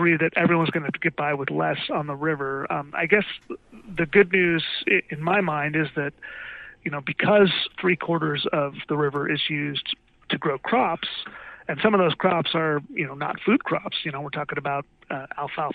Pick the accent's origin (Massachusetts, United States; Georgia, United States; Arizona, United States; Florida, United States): Arizona, United States; Tucson; now in Las Vegas, United States; I grew up in Tucson, Arizona